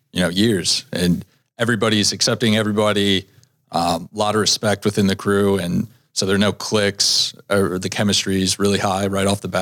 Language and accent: English; Virginia, United States; now in Minnesota, United States; I'm from Virginia